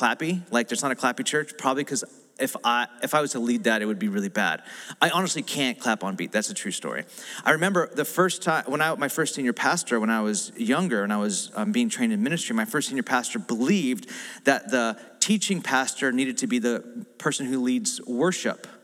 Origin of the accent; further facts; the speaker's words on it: United States; I'm American